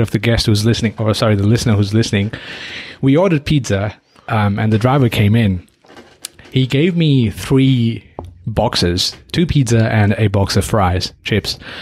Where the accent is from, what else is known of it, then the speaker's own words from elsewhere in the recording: Nepal; moved away; My home country, Nepal